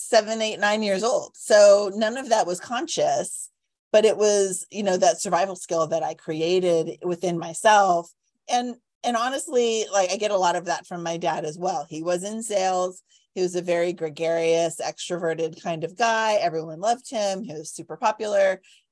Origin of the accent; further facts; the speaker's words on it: Cupertino, California, United States; Growing up in Cupertino, it's very funny.